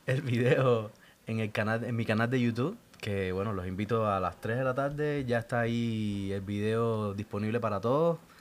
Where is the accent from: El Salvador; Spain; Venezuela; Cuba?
Cuba; Santa Clara, Villa Clara; Yo soy de Santa Clara, el centro de Cuba.